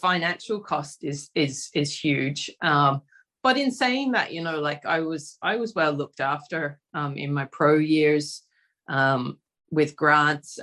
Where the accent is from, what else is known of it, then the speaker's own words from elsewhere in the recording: Australia; growing up in Australia